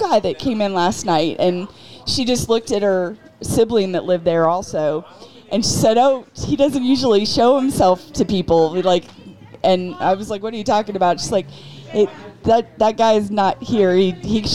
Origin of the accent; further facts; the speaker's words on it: Florida, United States; now in Texas, United States; I grew up in Florida.